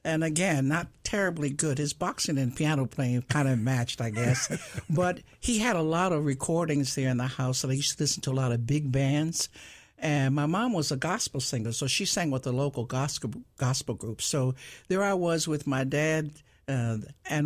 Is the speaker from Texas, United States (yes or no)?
no; Cincinnati, Ohio, United States; I was born and raised right there in a family of six girls